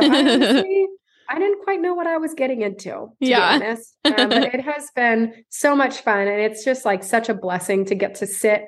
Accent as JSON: {"language": "English", "region": "Central California", "country": "United States", "tie": "born or raised there", "moved": "as an adult", "lives_now": "Dallas, United States", "said": "I was born and raised in Central California."}